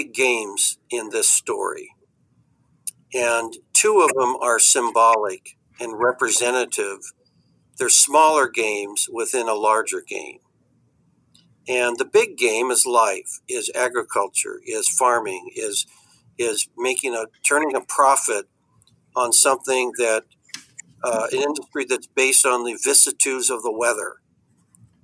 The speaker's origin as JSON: {"language": "English", "region": "California", "country": "United States", "said": "As a Californian"}